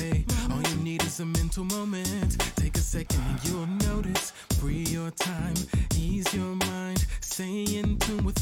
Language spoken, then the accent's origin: English; Charlotte, North Carolina, United States; moved away as an adult; also born or lived in Durham, North Carolina; now in Atlanta, United States; did a lot of growing up in Charlotte